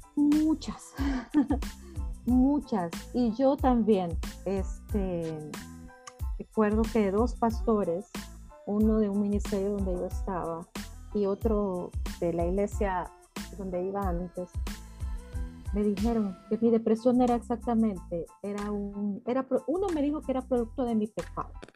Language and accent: Spanish; El Salvador; yo soy salvadoreña